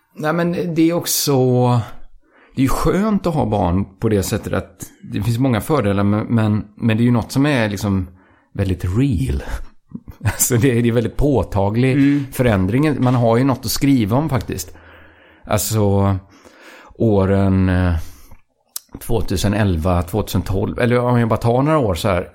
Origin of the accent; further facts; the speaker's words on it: outside Borås, Västra Götaland, Sweden; området där jag växte upp utanför Borås